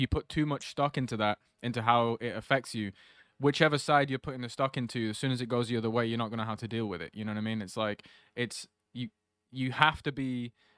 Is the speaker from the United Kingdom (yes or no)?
yes; Preston, North West England, United Kingdom; Even if I'm literally at a club in Preston, they're like, oh, where are you from? And I'm like, Preston. Like, oh, wait, have you lived here your whole life? I'm like, yeah.